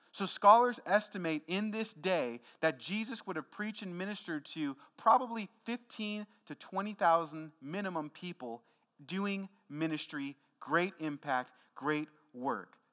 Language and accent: English; Tacoma, Washington, United States; my neighborhood growing up in Tacoma, Washington